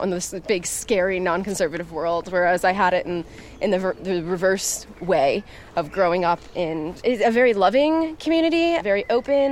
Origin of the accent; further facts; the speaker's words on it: Woodstock, New York, United States; I grew up near Woodstock, New York